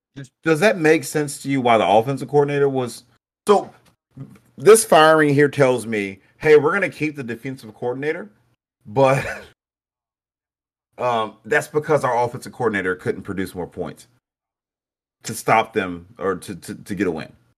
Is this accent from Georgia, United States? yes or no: yes; Brunswick, Georgia, United States; I'm from Brunswick